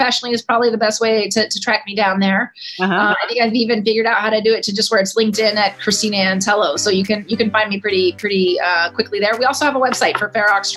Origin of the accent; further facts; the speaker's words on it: Dallas, Texas, United States; moved away as an adult; also born or lived in Cedar Hill, Texas; now in Washington, D.C., United States; I grew up in Dallas, Texas